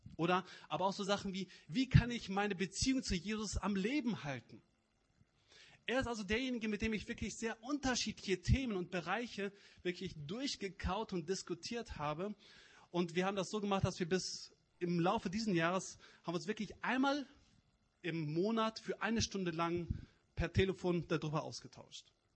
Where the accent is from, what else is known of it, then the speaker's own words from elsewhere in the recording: Cologne area, North Rhine-Westphalia, Germany; moved away; Ich komme aus der Kölner Gegend, vielleicht hört ihr das.